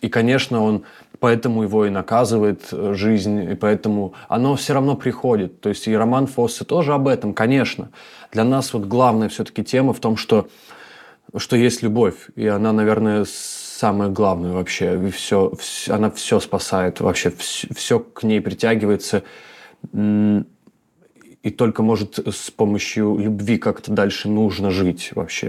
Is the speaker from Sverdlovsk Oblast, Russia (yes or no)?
no; Tyumen, Tyumen Oblast, Russia; moved away; also born or lived in Khanty-Mansiysk / Moscow; я тоже человек с севера такой. Как бы я родился в Ханты-Мансийске, mm. как бы прожил там в Тюмени очень долгое время